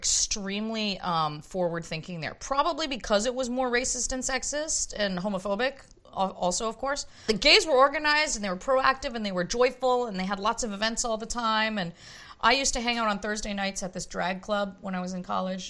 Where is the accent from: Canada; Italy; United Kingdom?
Canada; Toronto, Ontario; My hometown